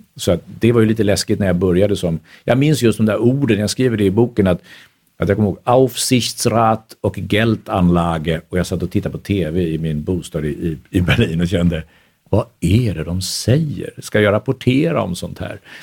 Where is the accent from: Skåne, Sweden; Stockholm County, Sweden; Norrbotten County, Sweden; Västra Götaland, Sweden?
Stockholm County, Sweden; Stockholm; also born or lived in Vienna, Austria; som stockholmare